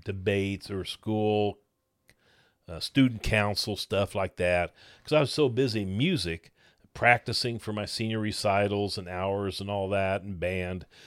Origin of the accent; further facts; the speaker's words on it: Blue Springs, Missouri, United States; I grew up in Blue Springs, Missouri